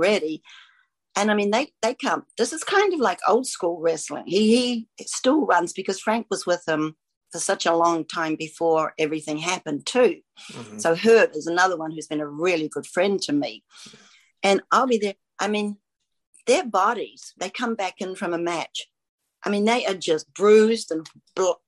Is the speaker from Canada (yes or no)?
no; New Zealand; moved away; Grew up in New Zealand